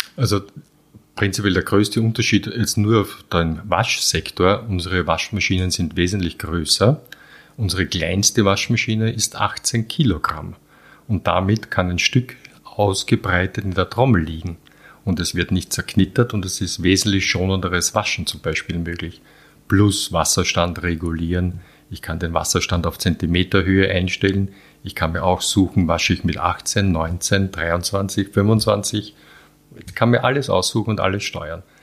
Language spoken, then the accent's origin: German; Vienna, Austria; also born or lived in Halbturn, Burgenland; geboren in Wien, ja. ich bin in die Schule und bin immer in Wien groß geworden, aber Wochenende und Ferien war immer Landwirtschaft